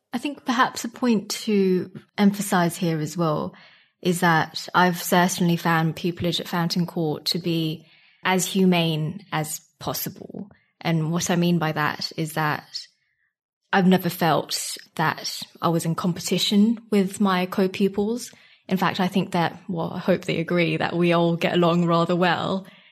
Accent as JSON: {"language": "English", "country": "Singapore", "moved": "as an adult", "lives_now": "United Kingdom", "said": "I'm from Singapore and I came to the U K for university about six years ago now"}